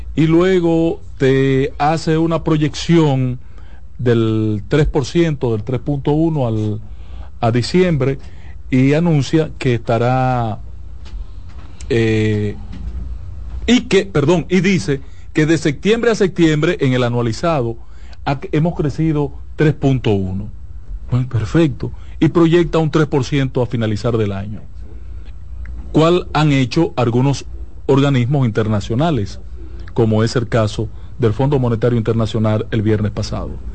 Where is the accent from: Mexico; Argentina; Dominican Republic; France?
Dominican Republic